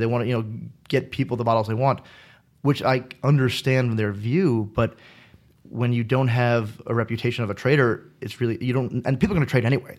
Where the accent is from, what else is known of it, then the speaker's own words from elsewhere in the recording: United States; I'm from the States